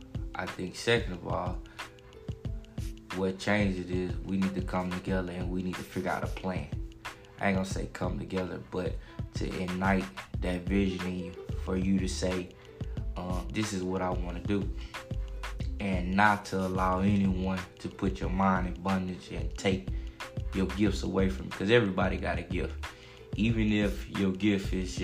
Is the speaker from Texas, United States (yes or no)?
yes; Houston, Texas, United States; I'm from South Park, Houston, Texas, St. Lo.